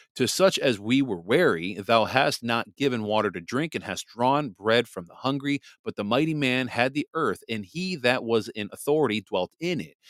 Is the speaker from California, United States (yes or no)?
no; Wisconsin, United States; moved away as an adult; also born or lived in New Jersey; now in Michigan, United States; Wisconsin is my home state. you know, I, I grew up in Wisconsin. I mean, I also grew up in New Jersey too